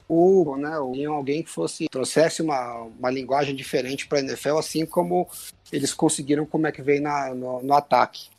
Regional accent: São Paulo, Brazil; eu sou de São Paulo

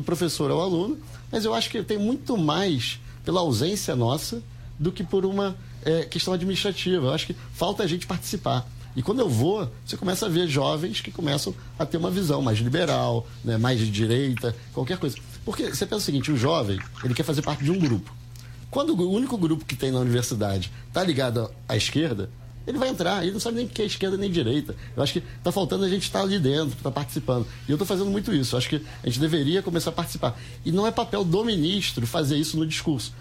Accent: Rio de Janeiro, Brazil; Eu sou do Rio de Janeiro

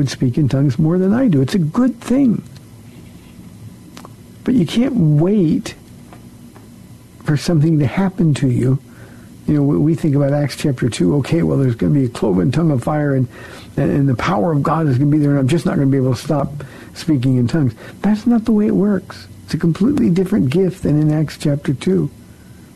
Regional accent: Iowa, United States; I was born in Iowa.

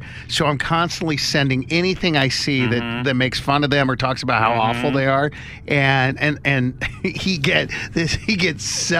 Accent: Kansas City, United States; So I'm from Kansas City

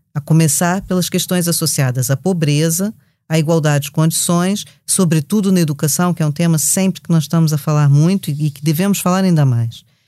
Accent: Brazil; accent: Brazilian; como vocês já perceberam pelo meu sotaque

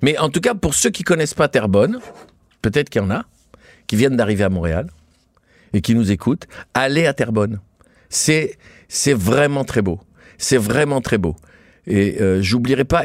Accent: Tunisia; now in France; Je viens, je suis né en Tunisie, je suis arrivé en France.

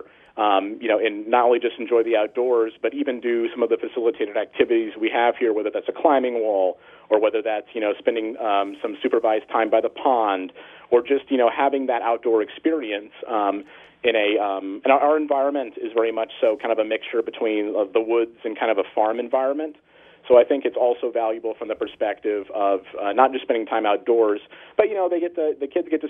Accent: Northern California, United States; I grew up in Northern California

